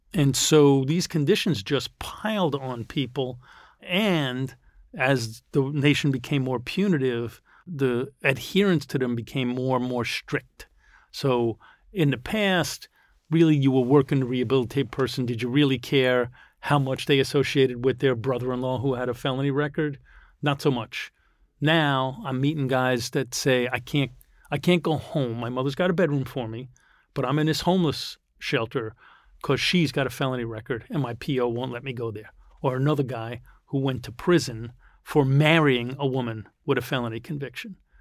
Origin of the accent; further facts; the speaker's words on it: New York City, New York, United States; I grew up here in Green Point, I went to local high school